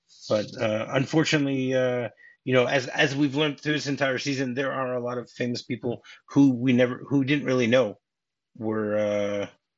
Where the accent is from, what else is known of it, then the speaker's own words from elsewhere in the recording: Lakewood, New Jersey, United States; moved away; also born or lived in Toms River, New Jersey; I grew up in Lakewood. You know, was born in Toms River, which I actually found out that the hospital that I was born in, which my mother was also born in that same hospital, Paul Campbell Hospital